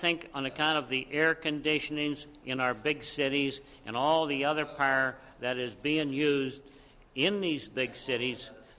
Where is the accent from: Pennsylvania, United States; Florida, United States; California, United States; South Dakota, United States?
Pennsylvania, United States; Harrisburg; I'm from Harrisburg, Pennsylvania